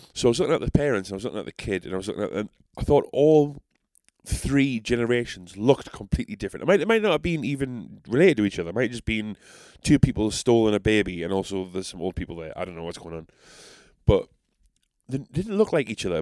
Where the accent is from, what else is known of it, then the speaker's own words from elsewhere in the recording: South Shields, North East England, United Kingdom; accent: South Shields; I'm so South Shales